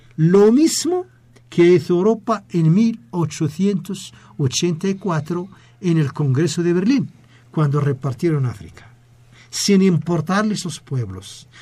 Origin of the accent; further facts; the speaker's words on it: Western Sahara; Fuimos colonia española y por esa razón somos el único país árabe de habla hispana.